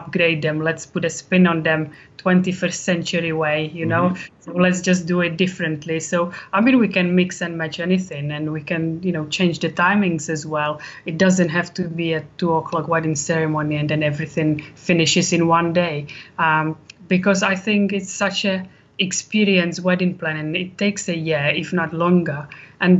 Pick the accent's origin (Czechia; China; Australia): Czechia; moved away as an adult; now in Warwickshire, United Kingdom; I am from Czech Republic, but I've lived in UK for 20 years.